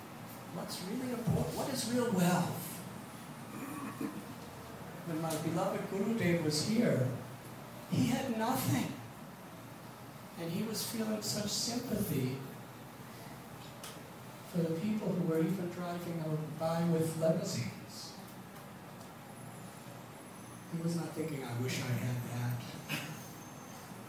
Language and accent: English; Highland Park, Illinois, United States; moved away as an adult; also born or lived in Chicago; now in India; when you're brought up in the Midwest